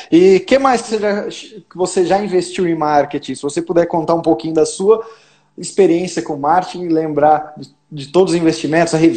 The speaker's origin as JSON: {"language": "Portuguese", "town": "Jaci", "region": "São Paulo", "country": "Brazil", "said": "Sim, sou de Jaci, mas hoje eu não resido mais em Jaci. Eu moro em ah"}